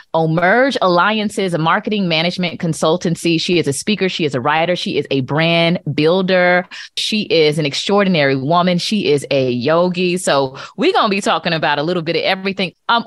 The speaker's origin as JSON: {"language": "English", "region": "Florida", "country": "United States", "tie": "born or raised there", "said": "growing up in Florida in the 80s"}